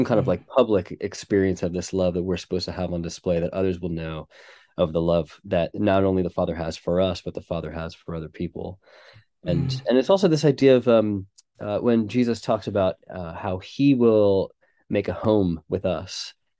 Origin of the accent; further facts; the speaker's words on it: United States; moved away as an adult; now in Manchester, United Kingdom; And we are, as you can tell from my accent, not originally from England. So we moved from America about 7 years ago to work with a church in Manchester